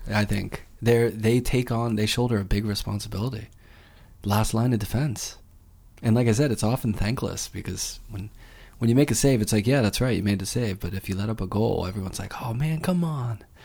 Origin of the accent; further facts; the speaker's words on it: Pittsburgh, Pennsylvania, United States; I am from Pittsburgh